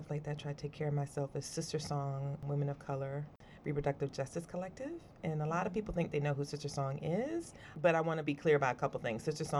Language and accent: English; New Bern, North Carolina, United States; moved away as an adult; now in Durham, United States; … is originally from North Carolina, originally from New Bern. My family's been in Eastern North Carolina for about 7 generations. My mom was born in Pitt County. My dad was born in Craven County, and we have family in Pamlico, Jones, and Lenore.